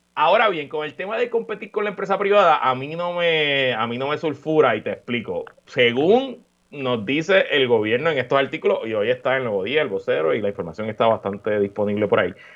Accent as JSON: {"language": "Spanish", "country": "Puerto Rico", "said": "somos puertorriqueños, llevamos en esta isla, ya yo llevo casi 40 años viviendo aquí"}